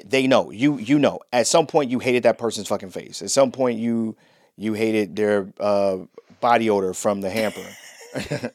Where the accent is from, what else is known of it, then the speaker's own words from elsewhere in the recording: Cleveland, Ohio, United States; moved away as an adult; also born or lived in North Carolina; now in Orlando, United States; I'm from Cleveland